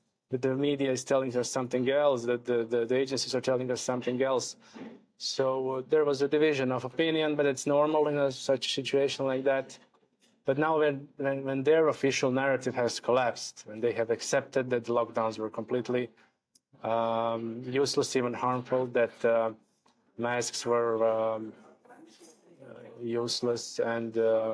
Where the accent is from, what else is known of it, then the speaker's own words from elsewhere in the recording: Croatia; Croatia is in, my home country